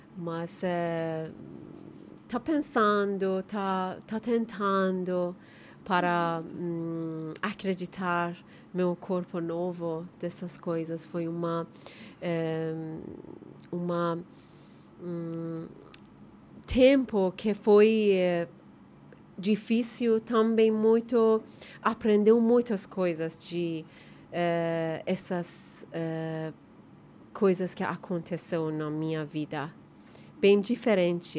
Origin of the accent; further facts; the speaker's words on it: Iran; Portuguese is a second language; moved away as an adult; now in Brazil; Nós que vivemos lá hum, 30 anos, eu, quando que eu saí do Irã